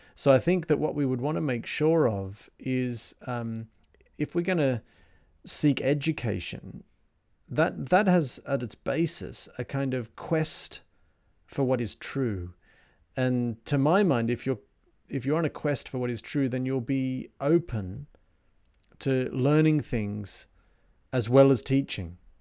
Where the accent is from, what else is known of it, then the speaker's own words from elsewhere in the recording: Australia; also born or lived in Germany; now in Sydney, Australia; as an Australian growing up, the idea of wearing socks inside your sandals seemed a ludicrous and laughable idea